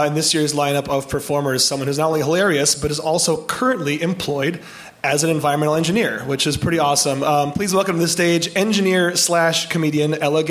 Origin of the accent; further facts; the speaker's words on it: Michigan, United States; now in Portland, United States; I'm from Michigan originally